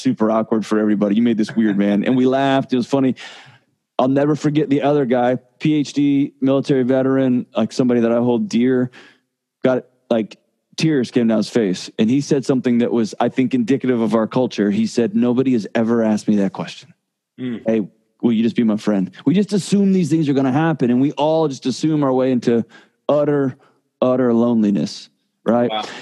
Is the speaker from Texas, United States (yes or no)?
yes; Texas, United States; moved away as an adult; now in Nashville, United States; I moved from Texas to Nashville, I lived in Texas my entire life, every minute of my life